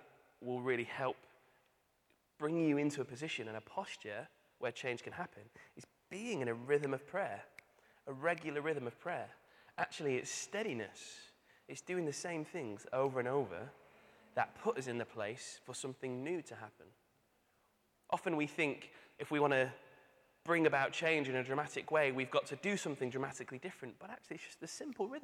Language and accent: English; Manchester, North West England, United Kingdom; moved away; I'm from Manchester.